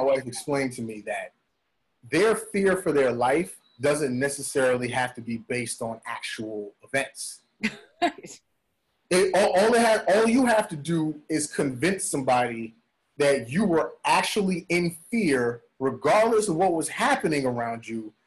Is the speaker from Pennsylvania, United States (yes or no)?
no; New York City, New York, United States; I'm from the Bronx, right? I'm from mm-hmm. Bronx, New York